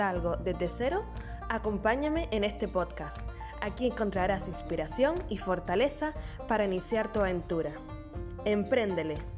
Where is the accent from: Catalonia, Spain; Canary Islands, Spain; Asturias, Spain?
Canary Islands, Spain; San Cristóbal de La Laguna; nacida en Canarias